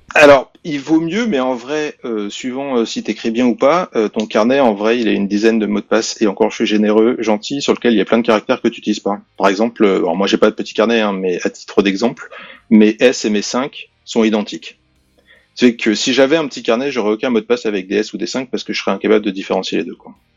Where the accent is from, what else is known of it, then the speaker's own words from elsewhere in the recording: France; now in England, United Kingdom; je suis français, ça ok, mais je vis en Angleterre